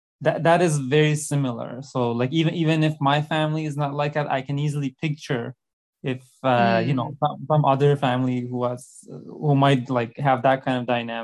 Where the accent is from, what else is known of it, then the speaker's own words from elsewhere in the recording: Iran; moved away as an adult; now in United States; And I grew up in Iran, and I moved to the US when I was in 2010, when I was 20.